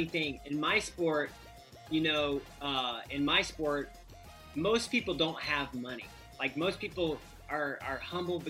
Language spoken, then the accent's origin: English; United States